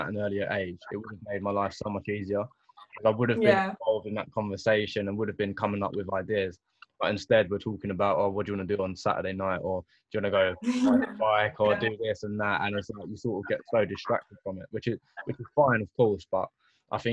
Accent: London, United Kingdom; I went to like in South London

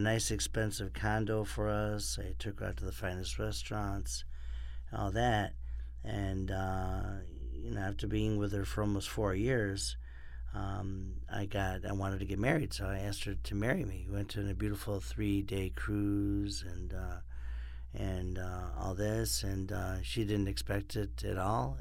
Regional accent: Rochester, New York, United States; also born or lived in Miami / Orlando; now in Los Angeles, United States; I'm from Rochester, New York, and lived in Miami and Orlando

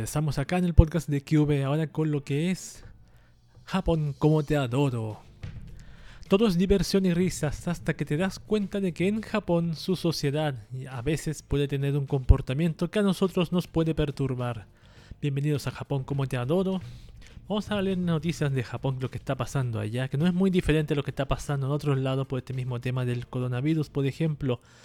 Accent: Chile; acá en mi país, en Chile

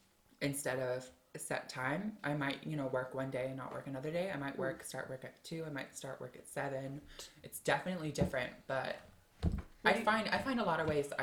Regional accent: Ireland; I'm like, people still don't believe I'm from Ireland.

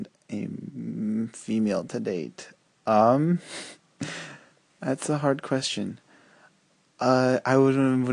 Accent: Argentina; also born or lived in Korea (ancestry); now in California, United States; I am from Argentina, but I am ethnically Korean

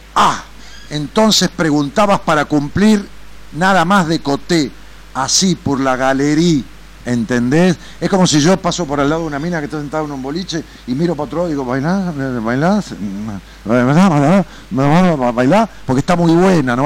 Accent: Ramos Mejía, Buenos Aires Province, Argentina; yo nací en una ciudad que tiene trescientos mil habitantes y le digo mi pueblo, ¿no? En Ramón Mejía.

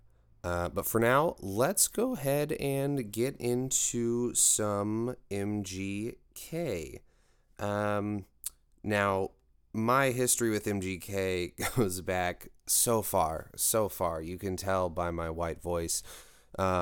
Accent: Kansas City, United States; I'm from Kansas City

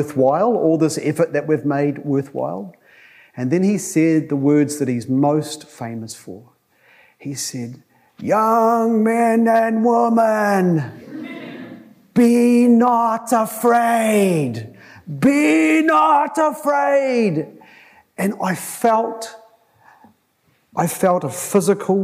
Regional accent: Tokoroa, Waikato, New Zealand; I went there as a 15-year-old from Tokoroa, an even better place

